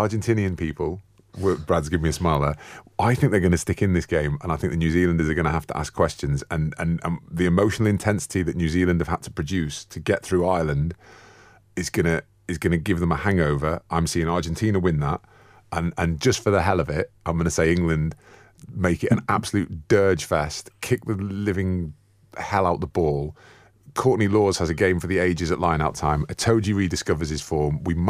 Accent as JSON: {"language": "English", "country": "Falkland Islands", "said": "I'm from the Falklands and it's my home nation."}